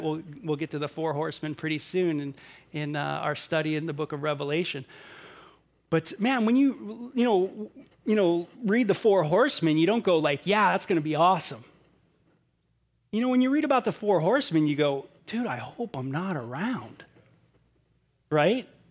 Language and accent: English; Southern California, United States; growing up in Southern California